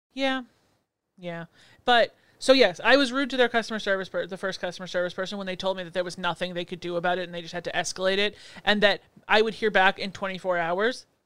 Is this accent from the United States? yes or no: no; Canada; I'm Canadian